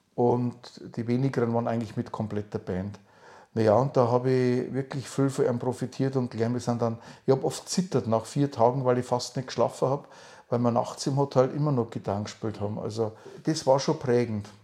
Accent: Upper Palatinate, Bavaria, Germany; now in near Nuremberg, Germany; ich bin kein Franke, sondern ich bin Oberpfälzer und es ist ein Teil von Bayern.

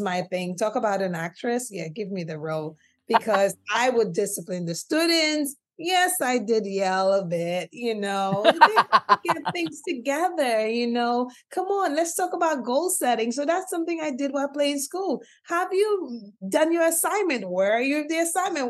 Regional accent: St. Lucia; moved away; growing up in the Caribbean island of St. Lucia, where I gained the name of uh, family MC

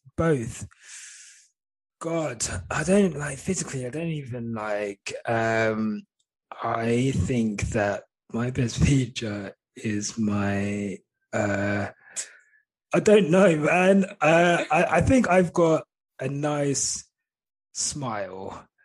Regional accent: St Albans, East of England, United Kingdom; growing up in St Albans, I was very like white area

